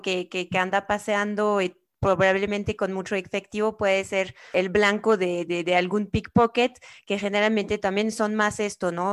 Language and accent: Spanish; France; now in Mexico; soy francesa